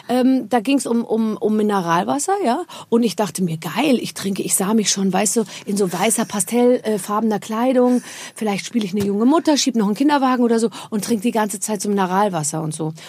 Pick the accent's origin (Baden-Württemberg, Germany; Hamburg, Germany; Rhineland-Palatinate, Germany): Rhineland-Palatinate, Germany